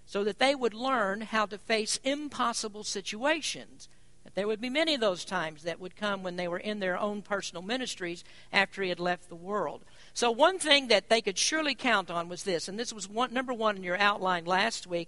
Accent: Kentucky, United States; I'm from Kentucky

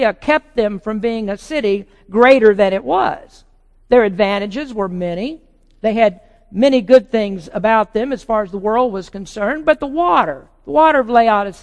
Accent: the South, United States; moved away; I came from the South

